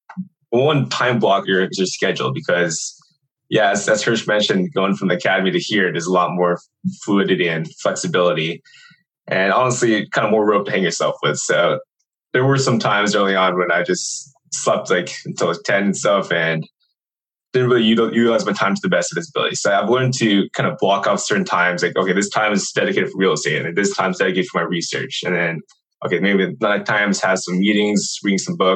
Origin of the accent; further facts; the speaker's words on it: Redondo Beach, California, United States; moved away; I was originally from Redondo Beach, California